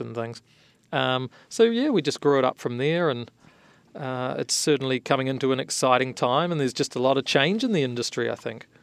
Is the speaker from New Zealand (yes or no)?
yes; New Zealand; now in San Francisco Bay Area, United States; I'm originally from New Zealand, hence my funny accent